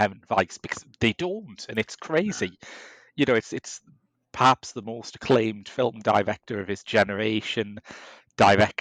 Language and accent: English; Middlesbrough, North East England, United Kingdom; growing up in Middlesbrough in the 80s